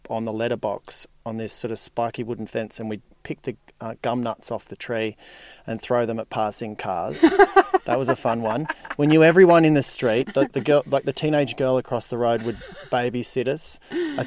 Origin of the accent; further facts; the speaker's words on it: Gold Coast, Queensland, Australia; moved away as an adult; also born or lived in Melbourne; now in Sydney, Australia; Till I was 7, and then from 7 to 17, I lived on the Gold Coast.